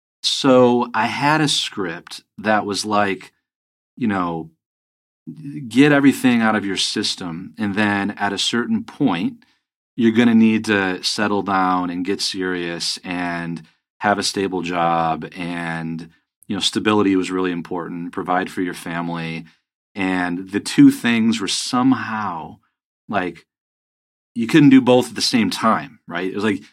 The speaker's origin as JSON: {"language": "English", "town": "Grand Rapids", "region": "Michigan", "country": "United States", "tie": "born or raised there", "also_born_or_lived": "Hong Kong / Los Angeles / New York / Las Vegas", "moved": "yes", "said": "I grew up in Grand Rapids, Michigan, and to a truck driver dad and an artist mom."}